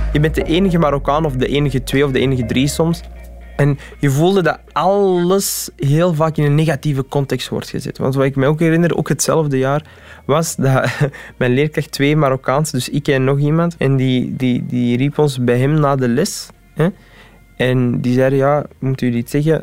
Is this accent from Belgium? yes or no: yes; Antwerp, Flanders, Belgium; also born or lived in Deurne; Ik ben eh, geboren in Deurne. Dan heb ik, maar dan herinner ik mij niet, een jaar ergens in Deurne gewoond. Dan zijn we verhuisd naar Borgerhout